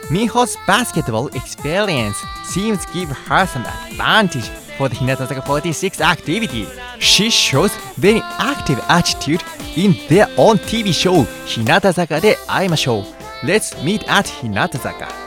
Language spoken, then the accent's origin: English; Japan; from Japan.